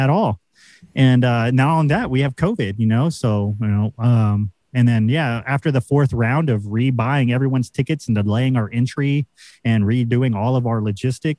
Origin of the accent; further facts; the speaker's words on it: United States; we're the Americans.